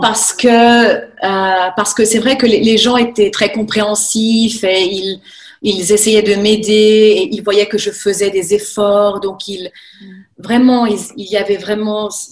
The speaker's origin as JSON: {"language": "French", "area": "Thonon-les-Bains area, Chablais", "region": "Auvergne-Rhône-Alpes", "country": "France", "tie": "born or raised there", "also_born_or_lived": "Albuquerque, New Mexico, United States / Lausanne, Switzerland", "moved": "as an adult", "lives_now": "Le Mont-sur-Lausanne, Switzerland", "said": "je suis française. Euh, j'ai grandi en fait de l'autre côté du lac"}